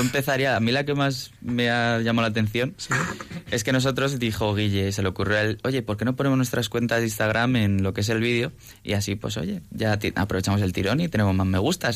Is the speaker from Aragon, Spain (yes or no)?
no; Toledo, Castilla-La Mancha, Spain; now in Madrid, Spain; nací en Madrid, pero me he criado en Toledo. Entonces, sí, soy de Toledo adoptivo